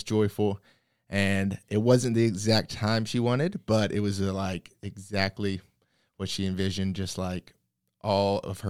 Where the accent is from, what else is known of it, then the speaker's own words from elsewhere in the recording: the South, United States; Obviously, growing up in the South, you go to church. And for me, I just kind of grew up in it.